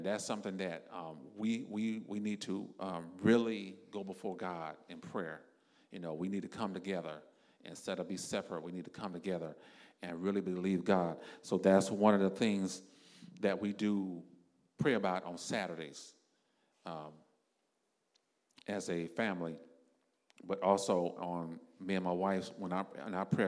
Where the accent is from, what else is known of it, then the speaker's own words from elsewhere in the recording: South Florida, United States; me and my wife because we're from South Florida